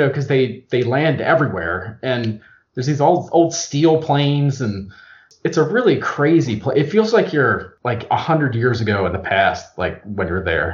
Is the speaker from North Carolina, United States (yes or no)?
no; Eastern Shore of Maryland, United States; I'm from the Eastern Shore of Maryland